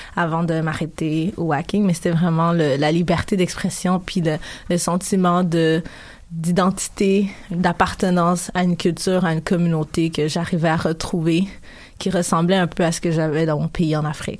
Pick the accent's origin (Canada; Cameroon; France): Canada; also born or lived in Africa; Quand je suis arrivée au Canada, en fait, j'avais 5 ans.